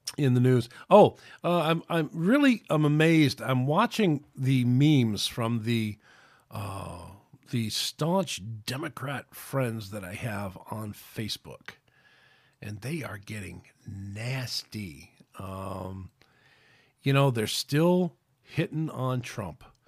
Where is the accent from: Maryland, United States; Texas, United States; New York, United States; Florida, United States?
New York, United States; New York City; moved away as an adult; also born or lived in Connecticut; now in Alabama, United States; I grew up in New York City, so it's a little difficult for me to make the transition from, uh, you know, from being a New Yorker and coming up here to, or coming down here to Alabama